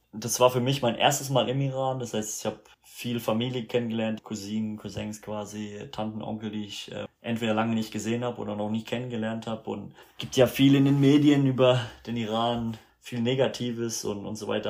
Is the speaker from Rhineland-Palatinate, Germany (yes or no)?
yes; Rhineland-Palatinate, Germany; moved away as an adult; also born or lived in Canada / United States; ich bin in Deutschland aufgewachsen